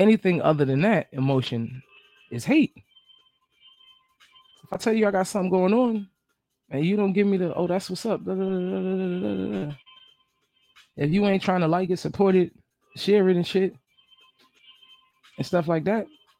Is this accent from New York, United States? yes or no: yes; New York, United States; also born or lived in New Jersey / Atlanta; now in Florida, United States; I live in Florida. I'm from New York, and I lived in New Jersey. Did a little stint in Atlanta